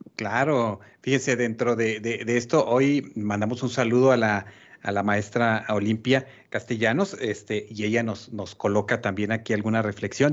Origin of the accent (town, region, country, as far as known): Mexico